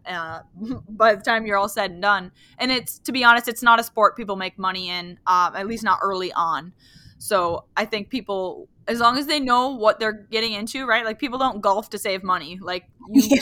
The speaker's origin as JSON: {"language": "English", "region": "Wisconsin", "country": "United States", "tie": "born or raised there", "moved": "yes", "lives_now": "Upper Michigan, United States", "said": "I live in uh, upper Michigan, but um, and I grew up in Wisconsin"}